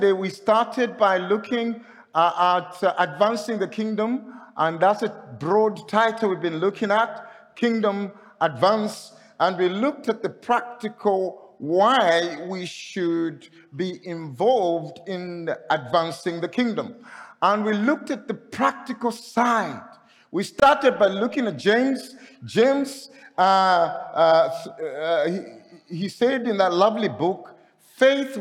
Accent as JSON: {"language": "English", "country": "Zambia", "said": "I'm coming from Zambia"}